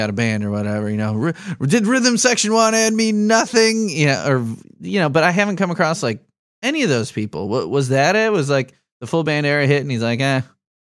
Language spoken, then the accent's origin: English; Chicago, Illinois, United States; now in Lafayette, United States; I grew up in Chicago, so like Lafayette is like rinky-dinky to me